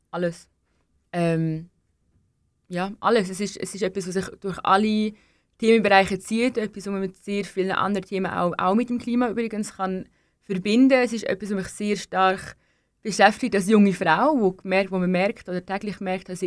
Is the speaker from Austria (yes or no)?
no; Denmark; ich bin, ich bin halt Dänin. Ich gehe jedes Jahr meine Familie besuchen in Dänemark.